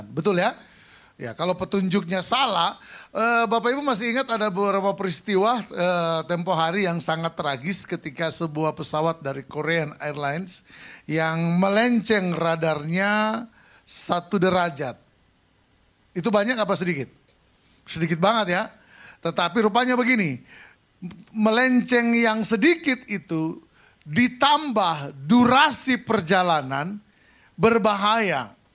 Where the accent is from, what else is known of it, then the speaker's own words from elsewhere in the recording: Sangihe, North Sulawesi, Indonesia; Di kampung saya di Sangihe sana acara dan semarak Natal dan tahun baru baru selesai tanggal 31 Januari.